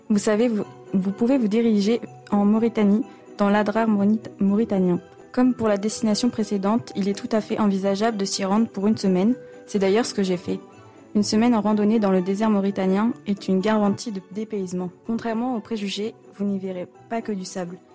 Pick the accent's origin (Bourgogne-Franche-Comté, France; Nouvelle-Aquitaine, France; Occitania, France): Bourgogne-Franche-Comté, France; Besançon; Je suis originaire d'une banlieue de Besançon, une ville jolie mais pas très animée.